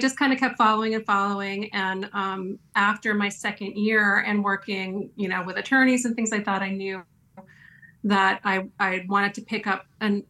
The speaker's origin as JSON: {"language": "English", "region": "East Coast", "country": "United States", "tie": "born or raised there"}